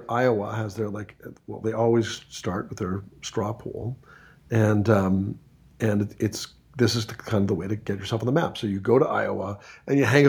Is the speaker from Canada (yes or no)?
yes; Canada; I was born in Canada